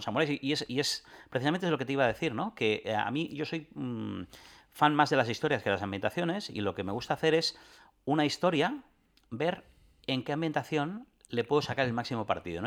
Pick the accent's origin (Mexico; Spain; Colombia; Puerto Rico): Spain; Catalonia; los, cuatro jugadores somos catalanes